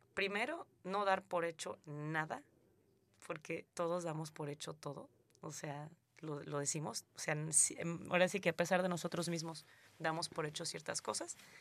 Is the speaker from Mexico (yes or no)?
yes; southern Mexico, Mexico; moved away as an adult; now in Canada; yo soy mexicana y recibo salvadoreños en México, y yo vengo